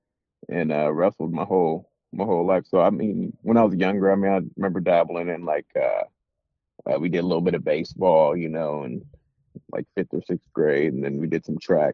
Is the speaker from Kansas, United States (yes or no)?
yes; Partridge, Kansas, United States; moved away as an adult; also born or lived in Hutchinson, Kansas; now in San Jose, United States; I'm really from outside of Hutchinson. I'm from a little town called Partridge